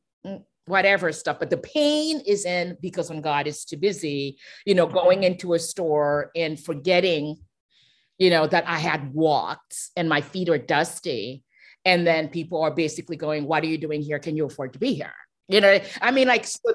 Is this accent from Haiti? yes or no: yes; Haiti; I'm from Haiti